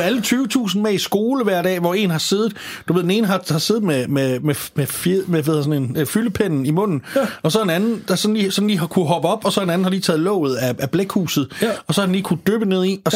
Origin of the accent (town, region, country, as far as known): Denmark